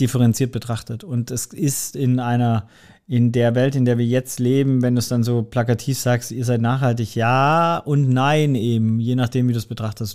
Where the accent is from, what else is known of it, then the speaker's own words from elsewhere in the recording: Swabia, Germany; da bin ich einfach im Schwabenländle geboren